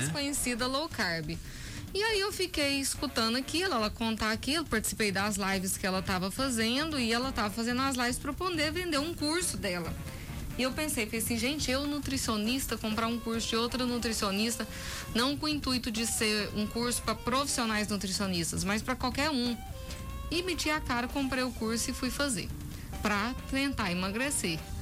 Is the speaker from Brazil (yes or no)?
yes; Brazil; sou nascida e criada aqui em Umas